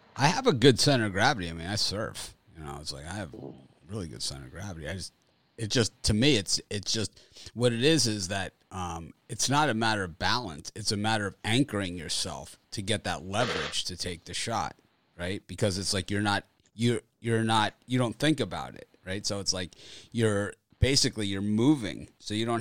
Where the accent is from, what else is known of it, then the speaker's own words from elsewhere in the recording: Florida, United States; I'm from Florida, so we don't grow up on the ice and stuff.